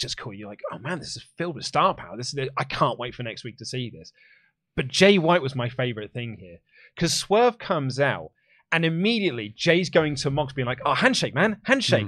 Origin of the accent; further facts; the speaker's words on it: England, United Kingdom; accent: English; my English accent